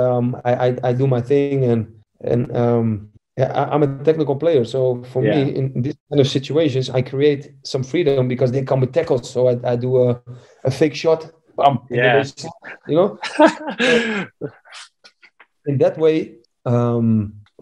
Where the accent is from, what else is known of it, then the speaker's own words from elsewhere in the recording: Amsterdam, North Holland, Netherlands; I was born in Amsterdam